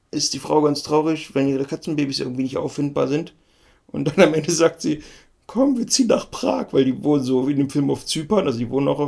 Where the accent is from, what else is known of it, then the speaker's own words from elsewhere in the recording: Halberstadt, Saxony-Anhalt, Germany; wir kommen doch aus Halberstadt, Mann.